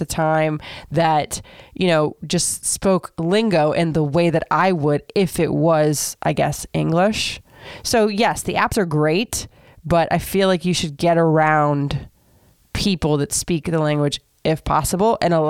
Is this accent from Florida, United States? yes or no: yes; Florida, United States; moved away as an adult; also born or lived in Michigan; So first of all, I grew up in Florida, so I knew nothing of snow.